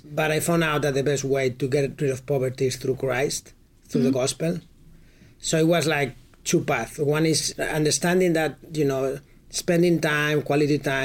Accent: Madrid, Community of Madrid, Spain; my hometown in Madrid

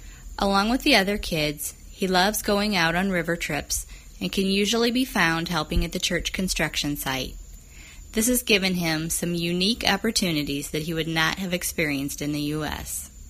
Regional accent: Central Illinois, United States; moved away as an adult; now in Brazil; we're originally from Central Illinois, a half hour east of Bloomington.

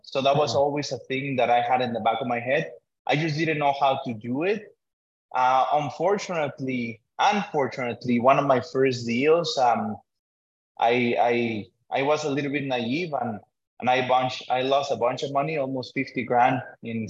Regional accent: Mexico; now in Canada; I come as an immigrant from Mexico

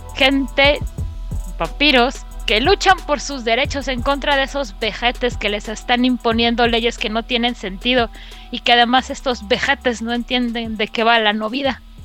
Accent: Mexico City, Mexico; los de la Ciudad de México ya estamos acostumbrados

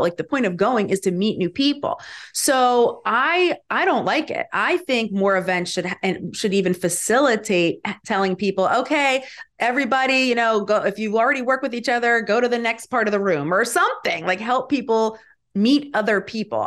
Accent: Galloway Township, New Jersey, United States; also born or lived in Atlantic City; I was born in Atlantic City, lived there as a baby, and then pretty much for my whole life have lived in Galloway Township

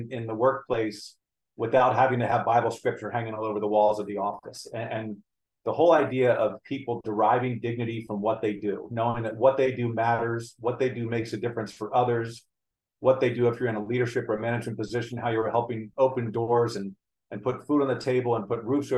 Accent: United States; I was born in the United States.

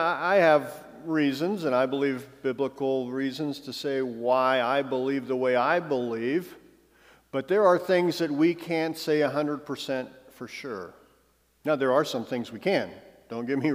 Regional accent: United States; I love being an American, I'm honored to be an American

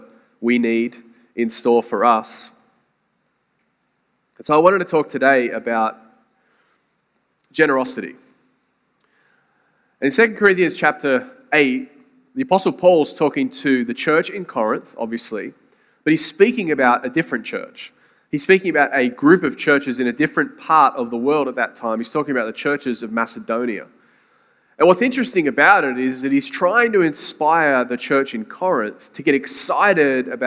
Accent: Sydney, New South Wales, Australia; moved away as an adult; now in St. Augustine, United States; Sydney, Australia is where I'm from, but via St. Augustine, Florida

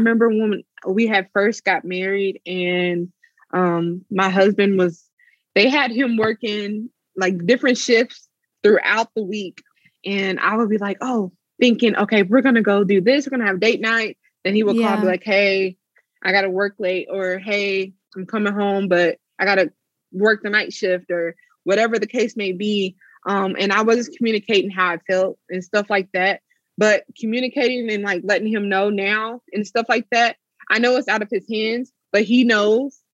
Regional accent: Oklahoma, United States; moved away; I'm originally from Oklahoma

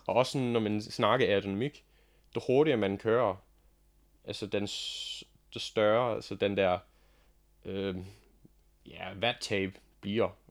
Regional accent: Australia; Danish is a second language; moved away as an adult; now in Denmark; jeg er faktisk ikke dansker. Jeg kommer fra Australien

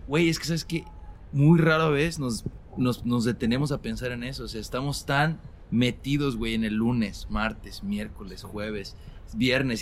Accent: Mexico; now in Sacramento, United States; como migrantes y como mexicanos

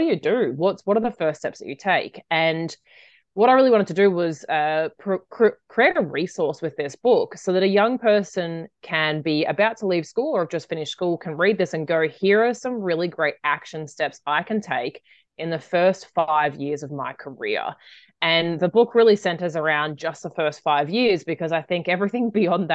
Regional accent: Australia; when I grew up in Australia, and when I finished school, I took a gap year

